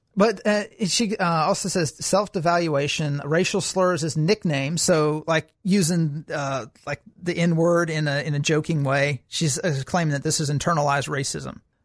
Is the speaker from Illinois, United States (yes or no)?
no; Alabama, United States; I'm from Alabama